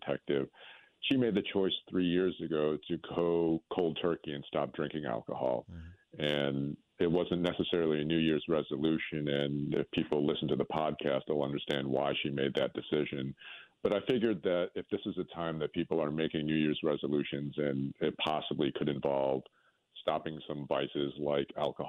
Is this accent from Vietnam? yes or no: yes; Vietnam; now in New Orleans, United States; I'm a first generation refugee. So, I mean, I guess I'm first generation American. But, you know, I was born in Vietnam.